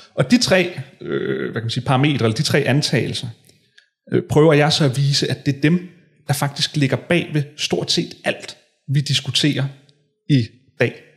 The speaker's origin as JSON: {"language": "Danish", "town": "Hillerød", "region": "Capital Region of Denmark", "country": "Denmark", "tie": "born or raised there", "said": "jeg voksede op i Hillerød, øh, gik på gik folkeskole i Hillerød"}